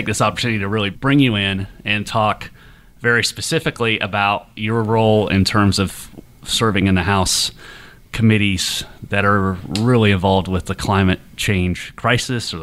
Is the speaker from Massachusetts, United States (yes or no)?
no; Ohio, United States; now in Savannah, United States; I am personally from Ohio